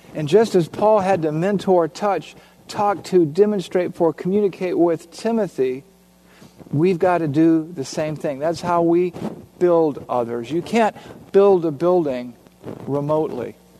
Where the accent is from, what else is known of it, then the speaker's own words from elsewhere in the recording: Savannah, Georgia, United States; in Savannah, Georgia, my hometown